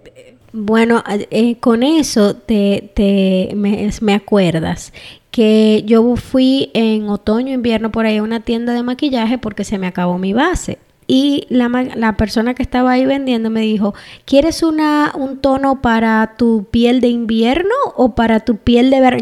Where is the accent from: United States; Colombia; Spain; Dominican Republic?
Dominican Republic; moved away; donde uno nació y se crió como República Dominicana